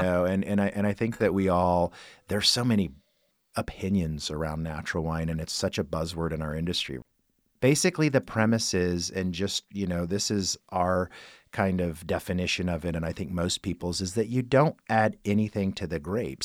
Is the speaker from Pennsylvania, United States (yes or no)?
no; Kokomo, Indiana, United States; moved away; my hometown of Kokomo, Indiana